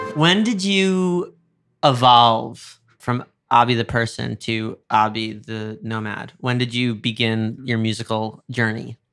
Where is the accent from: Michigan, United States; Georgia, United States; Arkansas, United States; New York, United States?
New York, United States; I grew up in New York